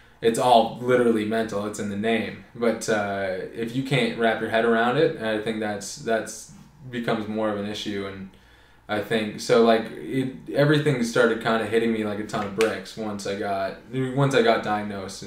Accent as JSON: {"language": "English", "town": "Oakville", "region": "Ontario", "country": "Canada", "tie": "born or raised there", "also_born_or_lived": "Toronto", "moved": "as an adult", "lives_now": "Prince Edward Island, Canada", "said": "I grew up in Oakville, Ontario. I was born in Toronto."}